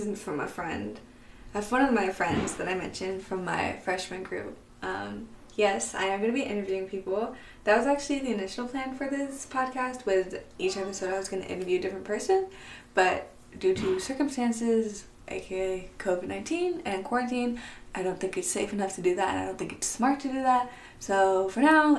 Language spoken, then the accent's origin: English; San Diego, California, United States; also born or lived in Oahu, Hawaii; I was born in Hawaii, on the island of Oahu. But I was raised in San Diego, California